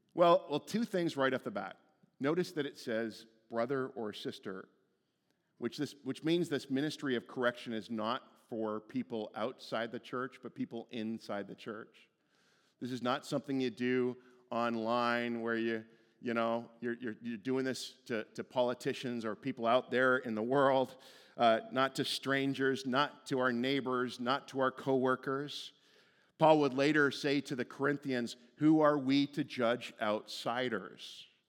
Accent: Stouffville, Ontario, Canada; moved away as an adult; Stouffville was where I went to high school. Li-, like, that was my hometown.

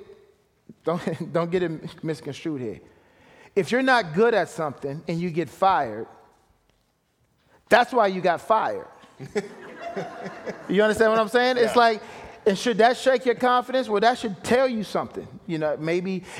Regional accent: Washington, District of Columbia, United States; moved away as an adult; also born or lived in Montreal; I'm from Washington, D.C.

